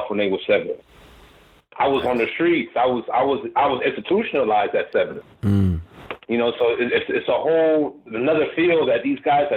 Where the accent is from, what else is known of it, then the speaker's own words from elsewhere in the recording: East Bay Area, California, United States; I'm from East